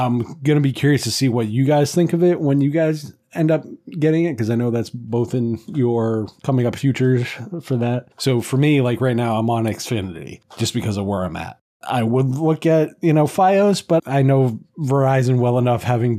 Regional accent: Maine, United States; Yeah, so speaking as someone who I've grown up in a variety of areas, I'm originally from Maine

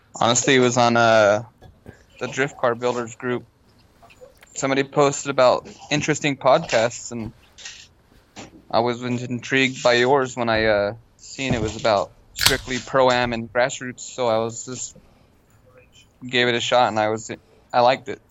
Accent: Long Beach, California, United States; moved away; I'm from originally from Long Beach

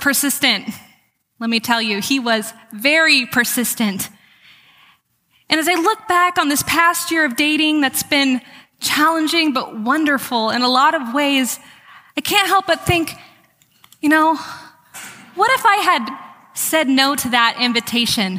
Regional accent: California, United States; I'm from California

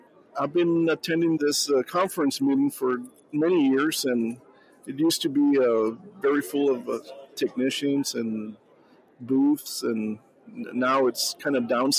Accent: Texas, United States; I'm from here from Texas.

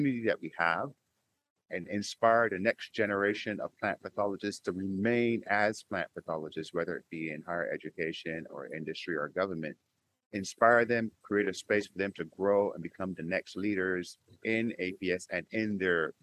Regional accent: Barbados; moved away; I'm an immigrant to this country. I'm from Barbados

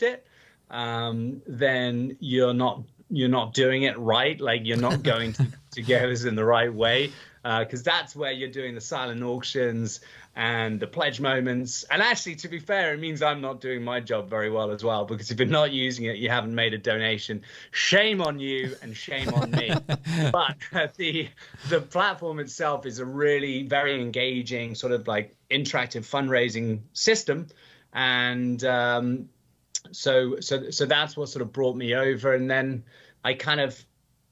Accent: England, United Kingdom; accent: English; moved away as an adult; now in New York City, United States; my accent is from England. I get a lot of people asking if I'm from Australia for some reason. I'm not entirely sure, but yeah, very much a British guy, moved here 7 years ago

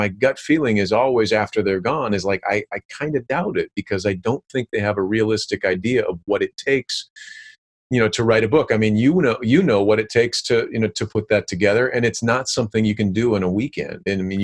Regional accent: Michigan, United States; i lived on i grew up on the AuSable river i was a fly fisherman

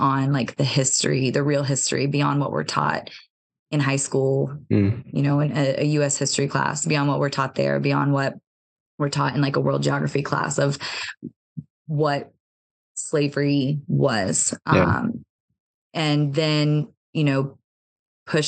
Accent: United States; growing up in America

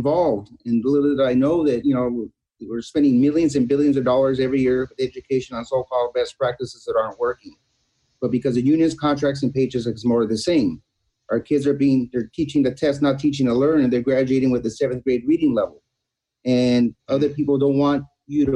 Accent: Los Angeles, California, United States; I was born in East Los Angeles into poverty.

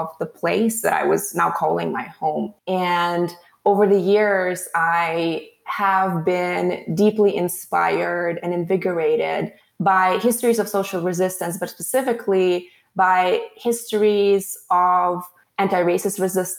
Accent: Latvia; moved away as an adult; now in United States; I was growing up as a young person, a teenager in Latvia, Eastern Europe

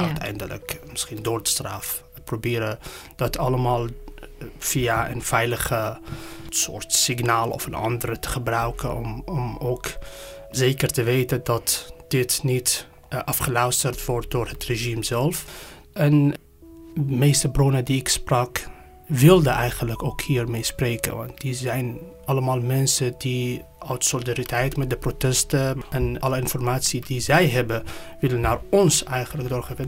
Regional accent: Iran; now in Netherlands; ik ben gevlucht uit Iran

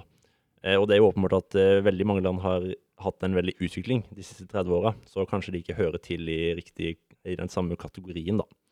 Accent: Sørlandet, Norway; now in Oslo, Norway; Jeg er ikke fra Oslo, jeg er fra det glade Sørland

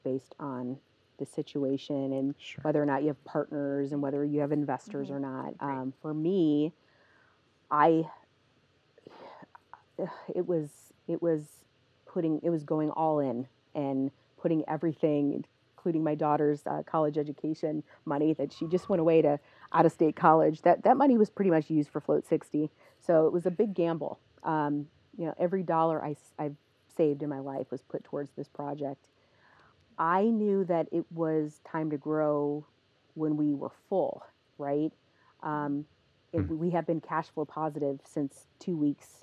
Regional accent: Northwest Indiana, United States; I'm from Northwest Indiana, so I really wanted to bring a float center to my home.

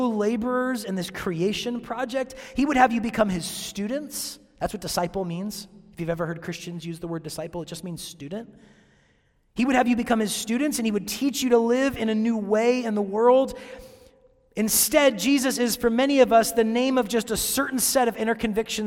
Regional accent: Seattle, Washington, United States; moved away as an adult; now in Chattanooga, United States; I'm from Seattle

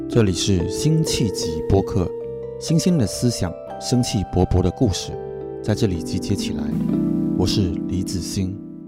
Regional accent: Guangdong, China; 我刚刚跟她作为潮汕人，呃，老乡

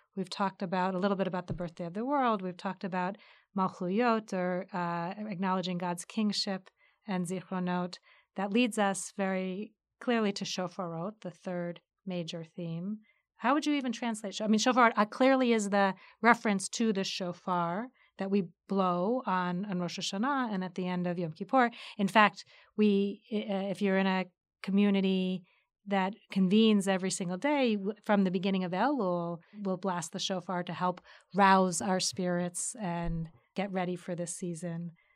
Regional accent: United States; I'm an American child

